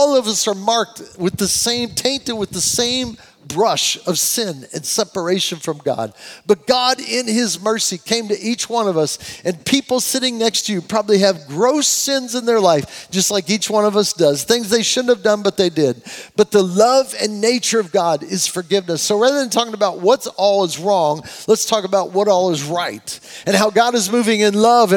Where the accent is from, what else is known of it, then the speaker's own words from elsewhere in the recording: United States; as an American, I say it